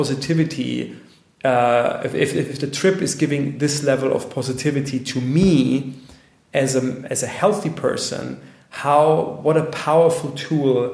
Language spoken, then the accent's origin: English; Bavaria, Germany; I'm from Bavaria